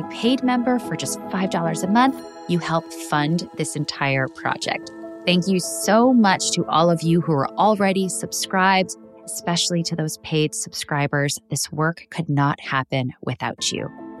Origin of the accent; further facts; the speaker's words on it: Midwest, United States; I grew up in the Midwest